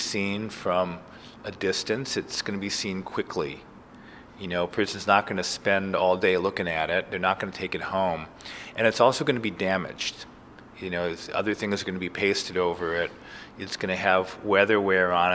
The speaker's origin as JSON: {"language": "English", "town": "Cleveland", "region": "Ohio", "country": "United States", "tie": "born or raised there", "moved": "yes", "lives_now": "New York, United States", "said": "When I first came to New York, I grew up in Cleveland."}